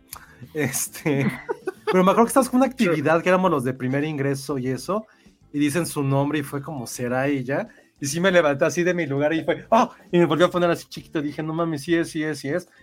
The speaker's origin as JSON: {"language": "Spanish", "region": "Mexico City", "country": "Mexico", "said": "siento que soy muy chilango"}